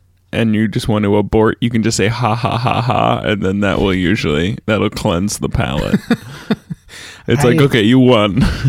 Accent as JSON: {"language": "English", "town": "Seattle", "region": "Washington", "country": "United States"}